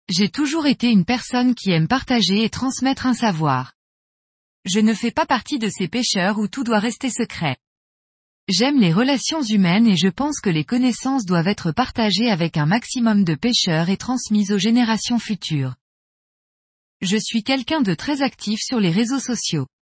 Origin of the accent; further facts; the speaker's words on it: Normandy, France; Je pêche depuis mon enfance dans le Nord Cotentin, en Basse-Normandie.